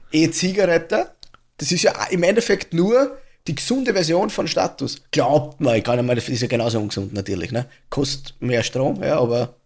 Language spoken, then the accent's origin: German; Austria; bei uns in Österreich